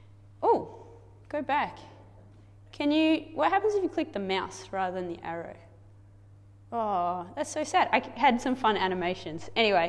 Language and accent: English; Kenya; I grew up in Kenya. This is what you guys sent us to do all those years ago. Dad set up a medical clinic in one of the slums.